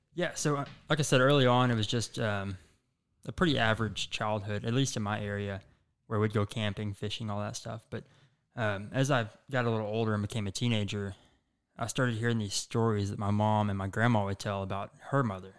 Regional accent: Chico, Texas, United States; also born or lived in Denton, Texas; I grew up in Chico, Texas, which is a really small, um, you know, kinda country town

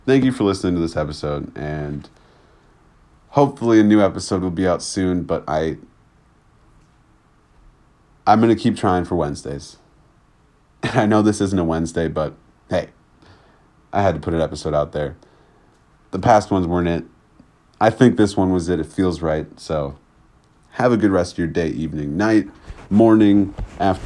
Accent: United States; as a black boy growing up in America

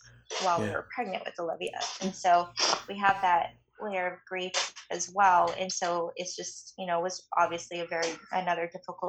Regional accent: Canada; moved away; I'm Canadian, so my family's in Canada, and so I was, you know, anticipating that I would go home

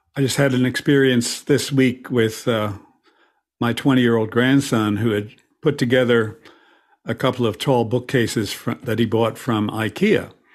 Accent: Philadelphia, Pennsylvania, United States; my hometown, P, Philadelphia

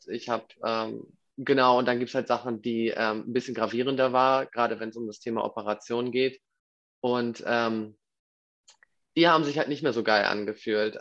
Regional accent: Hamburg, Germany; Ich komme aus Hamburg

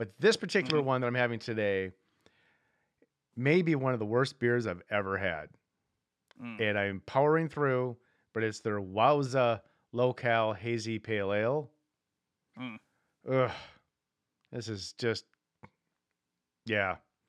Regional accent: Midwest, United States; I grew up in Midwest and new fresh snow outside

